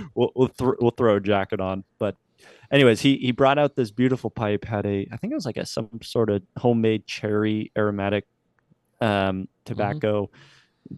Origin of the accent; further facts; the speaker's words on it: New Hampshire, United States; moved away; also born or lived in Norfolk, Virginia; I grew up in New Hampshire, uh, a New Englander